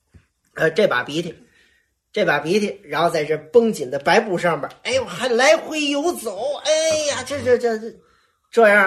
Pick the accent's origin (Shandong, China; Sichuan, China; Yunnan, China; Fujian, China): Fujian, China; accent: Fujian; 所有的人都说这怎么招了一个这个这这个这个福建的小结巴啊？这怎么说相声啊？实际上是什么呢？实际上是当时我为了改我的口音